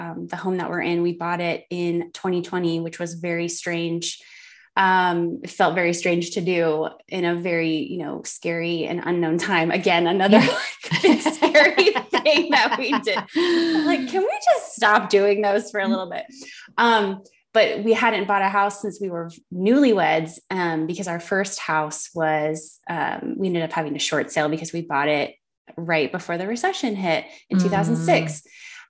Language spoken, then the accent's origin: English; Miami, Fort Lauderdale area, South Florida, United States; moved away as an adult; now in Western North Carolina, United States; South Florida, which is where I'm from. I'm from the Miami, Fort Lauderdale area. My whole life lived there